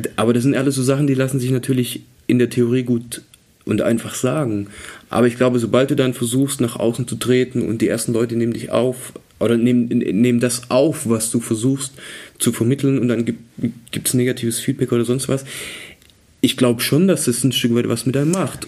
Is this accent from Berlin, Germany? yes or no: no; Swabia, Baden-Württemberg, Germany; ich komme ja aus dem Schwabenland